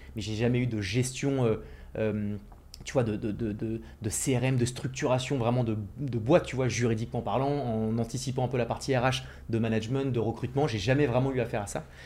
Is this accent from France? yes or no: yes; Ville-d'Avray, Île-de-France, France; Je viens de, du 92, de Ville d'Avray, une petite ville euh, juste à côté de Paris